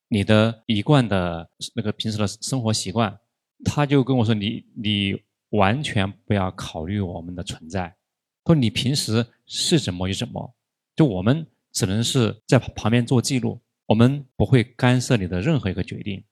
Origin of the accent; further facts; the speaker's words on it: Chongqing, China; 我们老家是重庆的